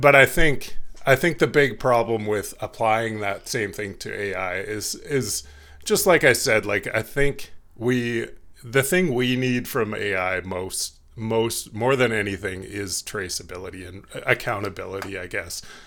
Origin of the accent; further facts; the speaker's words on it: Canada; being Canadian